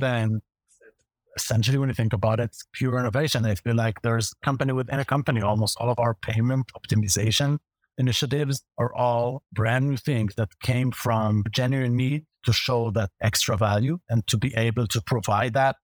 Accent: Israel; accent: Hebrew; English is a second language; I have a Hebrew accent, a pretty strong one

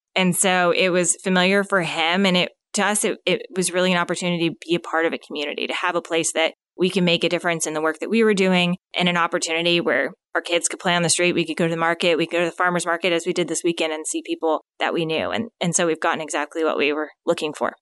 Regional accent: Phoenix, Arizona, United States; moved away as an adult; now in Northwest Arkansas, United States; originally born and raised in Phoenix, Arizona

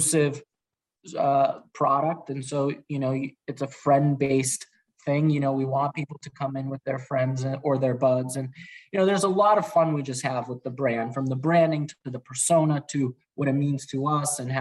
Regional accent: Worcester, Massachusetts, United States; I grew up in Worcester, so giving back to the community is very personal to me

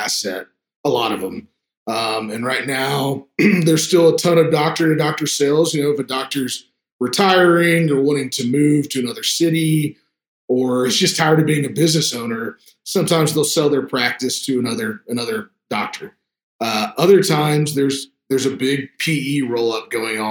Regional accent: Texas, United States; I live here in Austin, Texas, born and raised in Texas

